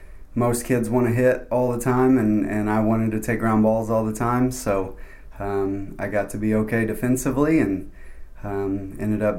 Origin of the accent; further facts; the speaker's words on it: Evansville, Indiana, United States; moved away as an adult; also born or lived in Little Rock, Arkansas; now in Buies Creek, United States; it was in my hometown